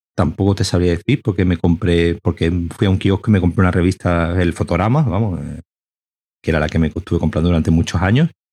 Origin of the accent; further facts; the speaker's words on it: Seville, Andalusia, Spain; moved away as an adult; now in Málaga, Spain; Yo soy de Sevilla, pero me fui a Málaga.